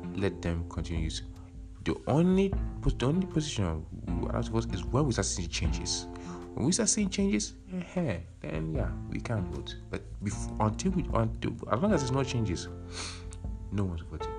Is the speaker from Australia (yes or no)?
no; Nigeria; moved away; we don't like to mention where we are from Nigeria